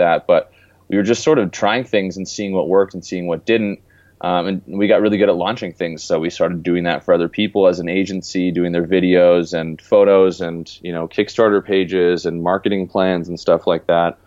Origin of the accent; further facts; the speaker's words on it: Canada; moved away as an adult; also born or lived in California; I grew up in Canada and moved away 4 years ago and lived in California before I went location independent